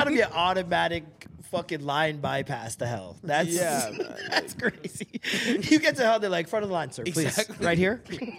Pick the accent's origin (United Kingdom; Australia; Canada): Canada; Toronto, Ontario; I grew up in Scarborough